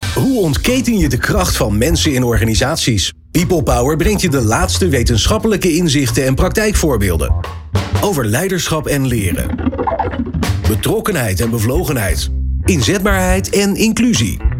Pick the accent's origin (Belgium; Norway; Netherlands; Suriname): Netherlands; ik ben een Hollander